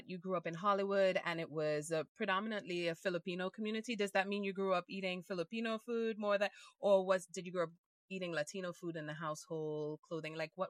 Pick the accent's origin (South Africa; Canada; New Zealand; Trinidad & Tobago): Trinidad & Tobago; I'm from Trinidad and Tobago.